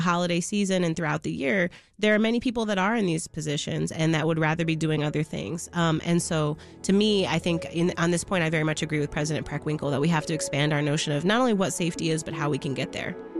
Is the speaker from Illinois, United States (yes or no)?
yes; Chicago, Illinois, United States; I grew up in Logan Square before it was the Logan Square that it is now